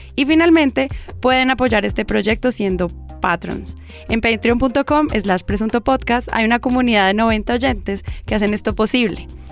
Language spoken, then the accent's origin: Spanish; Colombia; como colombianos